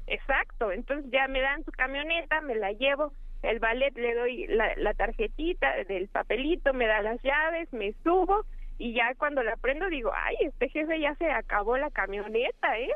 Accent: Mexico City, Mexico; soy de la Ciudad de México.

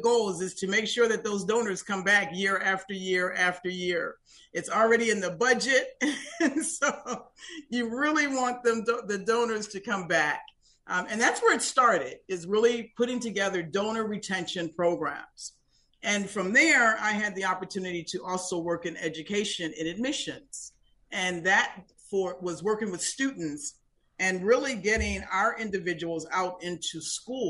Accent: Buffalo, New York, United States; now in Florida, United States; I am from the very, very cold state and city of Buffalo, New York

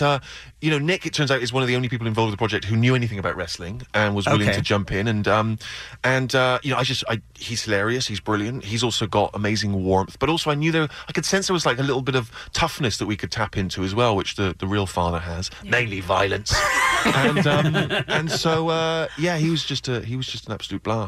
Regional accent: United Kingdom; I'm a British writer

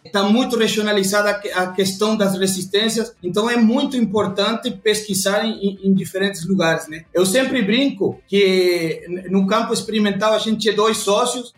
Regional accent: Uruguay; Portuguese is a second language; moved away as an adult; now in Brazil; esse sotaque não é de brasileiro, não. Eu sou uruguaio.

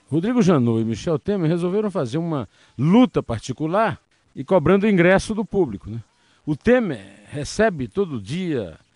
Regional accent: Brazil; nós, brasileiros que não somos fluminenses, muito menos cariocas

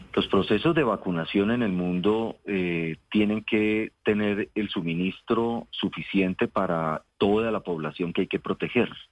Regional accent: Bogotá, Colombia; also born or lived in Cúcuta, Norte de Santander / Caldas; me trajeron a los dos años a Bogotá eh, regresábamos a Cúcuta y volvíamos nuevamente a Bogotá por estudios

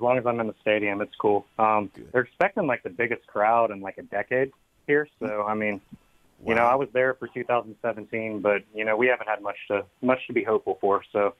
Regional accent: Fernandina Beach, Florida, United States; so I grew up here in Fernandina Beach, actually, which is right across the bridge from Yulee.

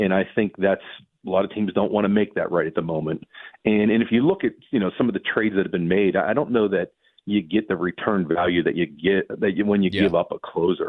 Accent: Pittsburgh, Pennsylvania, United States; I'm from Pittsburgh

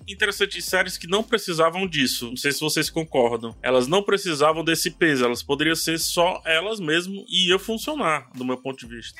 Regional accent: Ceará, Brazil; eu sou do Ceará, eu falo Vix

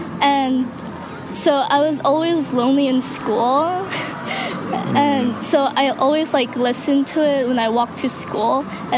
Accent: Philippines; I'm Blank from the Philippines.

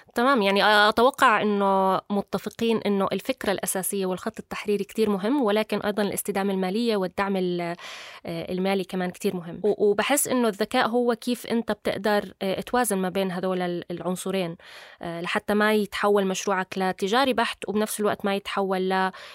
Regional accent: Jordan; عندنا بالاردن

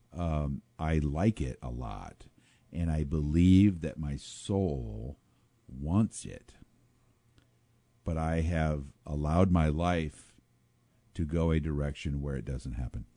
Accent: Pekin, Illinois, United States; I grew up in Pekin, Illinois

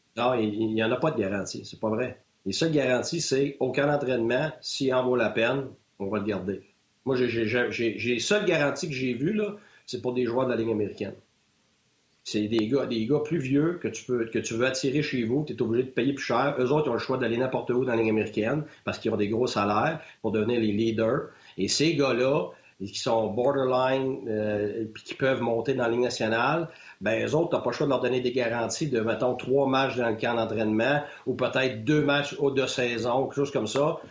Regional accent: Quebec, Canada; moved away as an adult; je suis un Québécois

